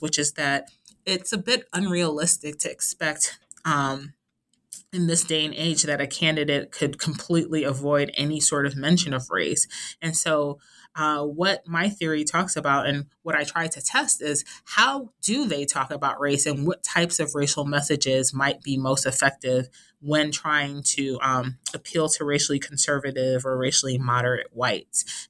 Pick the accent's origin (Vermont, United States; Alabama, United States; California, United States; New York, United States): New York, United States; New York City; I am originally from Brooklyn, New York